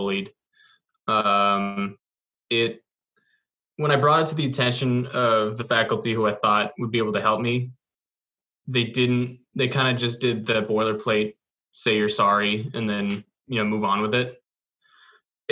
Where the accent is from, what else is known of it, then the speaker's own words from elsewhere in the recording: Lexington, Massachusetts, United States; I grew up in the suburbs of in Lexington